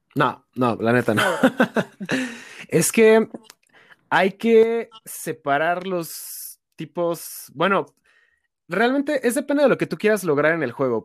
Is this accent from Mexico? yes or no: yes; Toluca, State of Mexico, Mexico; yo soy de Toluca, entonces para mí ir a esos eventos sí me representa un viaje como de tres horas desde mi casa